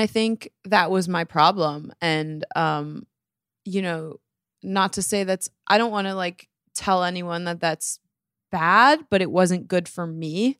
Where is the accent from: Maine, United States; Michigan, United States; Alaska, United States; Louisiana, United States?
Michigan, United States; Bloomfield Hills; moved away as an adult; now in New York, United States; I grew up in Michigan